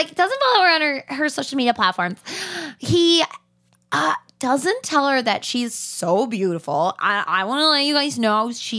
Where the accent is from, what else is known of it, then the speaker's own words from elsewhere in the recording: California, United States; Yeah, well, I'm from California. I don't understand what planes are.